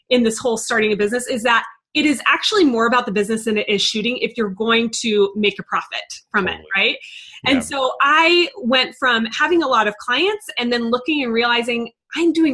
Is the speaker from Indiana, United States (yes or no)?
no; San Antonio, Texas, United States; now in Denver, United States; So I um, came from San Antonio. I'm in Denver now, but my photography journey started in San Antonio.